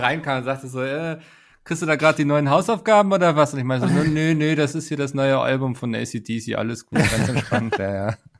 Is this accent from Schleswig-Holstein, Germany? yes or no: yes; Schleswig-Holstein, Germany; bei uns in Schleswig-Holstein